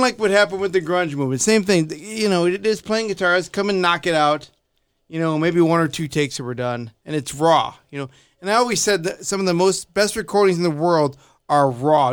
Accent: Chicago, Illinois, United States; I'm from Chicago

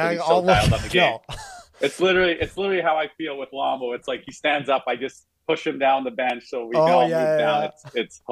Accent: Vancouver, British Columbia, Canada; moved away as an adult; also born or lived in Buffalo; now in Florida, United States; we're both from North Shore in Vancouver

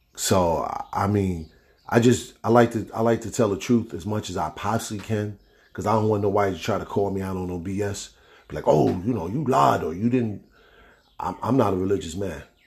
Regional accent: East Orange, New Jersey, United States; growing up in East Orange, New York

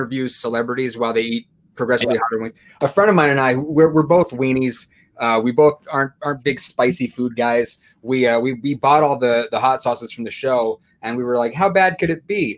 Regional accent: San Diego, California, United States; now in Chicago, United States; I grew up in San Diego

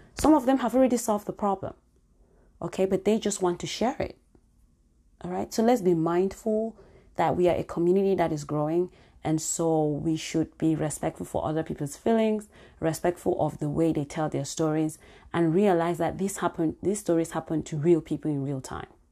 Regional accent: Cameroon; moved away; my home country, Cameroon

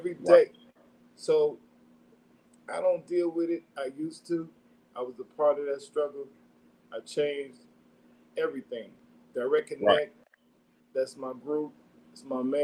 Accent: Chicago, Illinois, United States; I'm from the south side of Chicago. I grew up on Woods, Inglewood

